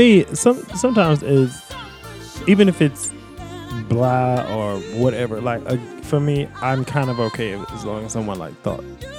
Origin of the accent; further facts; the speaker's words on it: the South, United States; I grew up in the South.